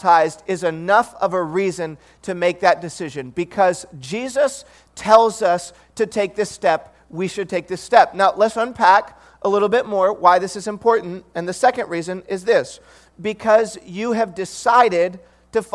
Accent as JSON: {"language": "English", "town": "Detroit", "region": "Michigan", "country": "United States", "tie": "born or raised there", "moved": "yes", "lives_now": "Bay Area, United States", "said": "I grew up in Detroit, Michigan"}